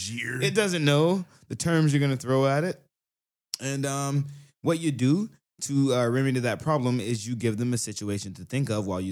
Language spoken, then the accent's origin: English; Southern United States, United States; I am from the South, yeah.